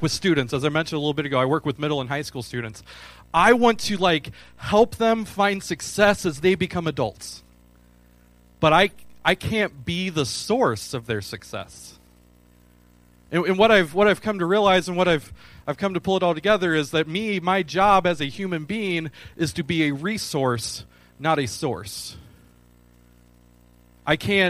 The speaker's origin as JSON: {"language": "English", "region": "Michigan", "country": "United States", "moved": "yes", "lives_now": "Clarksville, United States", "said": "I'm from Michigan."}